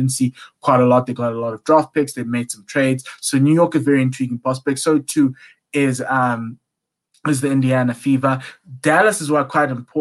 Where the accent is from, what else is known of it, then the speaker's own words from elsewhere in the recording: South Africa; me as South African